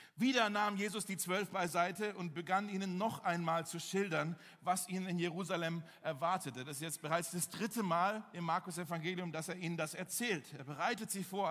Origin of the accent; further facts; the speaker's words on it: Berlin, Germany; zum Glück sind wir aus Charlottenburg